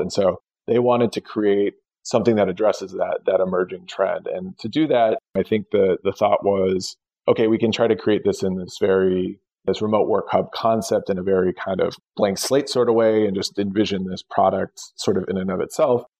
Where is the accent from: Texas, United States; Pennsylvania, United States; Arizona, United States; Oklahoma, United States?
Arizona, United States; Tucson; moved away as an adult; also born or lived in New York; I was born in Tucson, Arizona. You know, I've always been interested and, you know, lived there for for you know, up until my late 20s